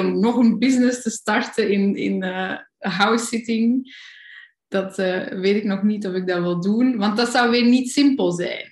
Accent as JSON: {"language": "Dutch", "town": "Kalmthout", "region": "Flanders", "country": "Belgium", "tie": "born or raised there", "also_born_or_lived": "Germany", "accent": "Flemish", "moved": "yes", "said": "in de buurt van waar ik opgegroeid ben, dat is Kalmthout, zo in het noorden tegen de Nederlandse grens"}